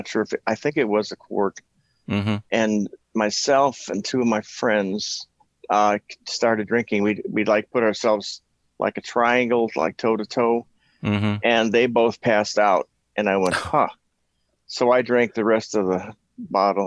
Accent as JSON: {"language": "English", "town": "Milwaukee", "region": "Wisconsin", "country": "United States", "tie": "born or raised there", "said": "I grew up in Milwaukee, Wisconsin, the home of Schlitz, Pabst, Miller"}